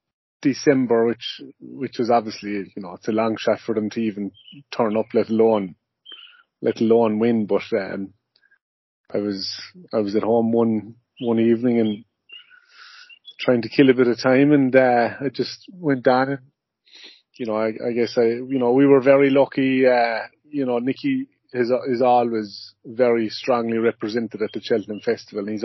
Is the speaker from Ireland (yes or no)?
yes; Ireland; moved away as an adult; now in Goshen, United States; being Irish, and you know, growing up, you know, and working over there and in Europe in general